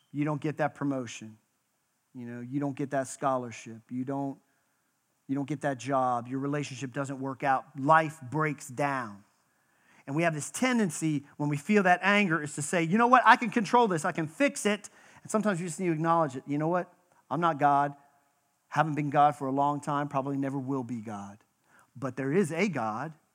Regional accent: Western Pennsylvania, United States; moved away; also born or lived in Texas; I was born in Western Pennsylvania.

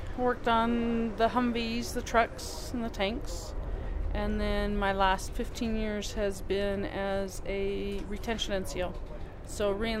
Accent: Salt Lake City, Utah, United States; moved away as an adult; I grew up in Salt Lake, so I'm going back home, be close to my mom, help my brothers take care of her now.

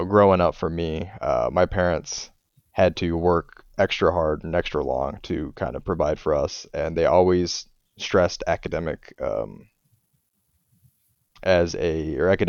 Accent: northern Indiana, United States; I grew up in northern Indiana

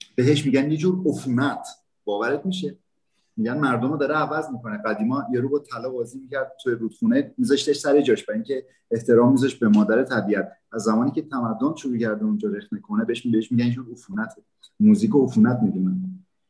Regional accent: Iran; moved away as an adult; now in Brazil; زمانی که از ایران اومدم

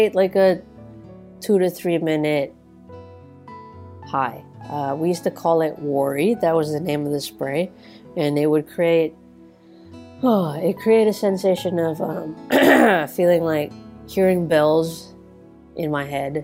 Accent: New Territories, Hong Kong; I grew up in the New Territories, so like the suburbs of India. The suburbs of Hong Kong

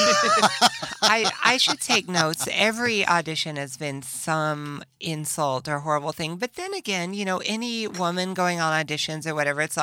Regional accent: Nashville, Tennessee, United States; now in Los Angeles, United States; I was born in Nashville, you know, super conservative family

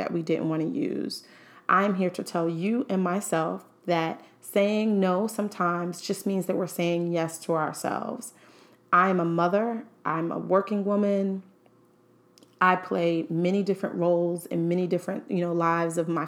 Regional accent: New York City, New York, United States; As a Harlem native, I was born and raised in Harlem, New York.

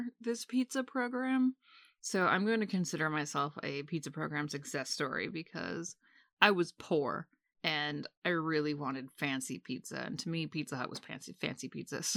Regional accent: Maine, United States; I grew up in Maine

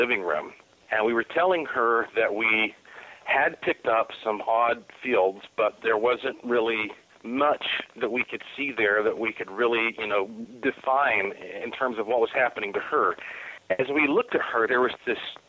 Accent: Asheville, North Carolina, United States; my hometown, Asheville, North Carolina

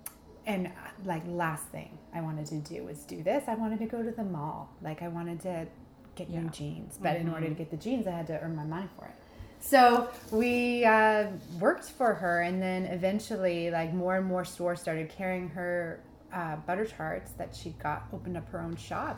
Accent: Bayside, Ontario, Canada; in Bayside, so that's just a little bit north of Prince Edward County, in between Trenton and Belleville.

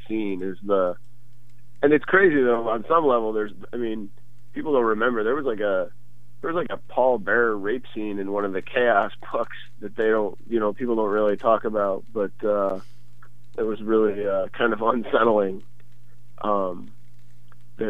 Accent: Syracuse, New York, United States; I was born in Syracuse, New York

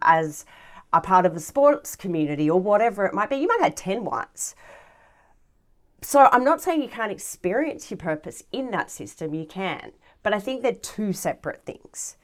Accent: Galston, New South Wales, Australia; I grew up, uh, in a small little suburb in the Hills District, uh, called Galston, which is right next to the Galston Gorge

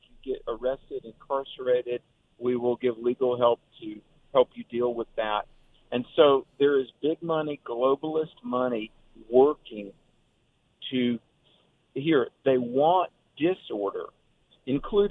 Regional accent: North Carolina, United States; In my home state of North Carolina

